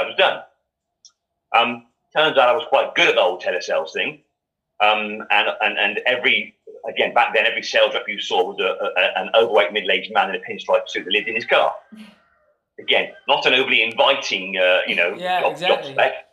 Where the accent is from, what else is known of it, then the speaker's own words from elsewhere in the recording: Gloucester, South West England, United Kingdom; I was brought up in Gloucester